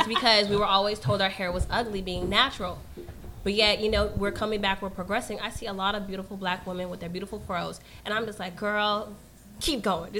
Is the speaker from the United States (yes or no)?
no; Eritrea; being a Black woman, I'm you know, people are still racist against me no matter what, being Eritrean or being Black.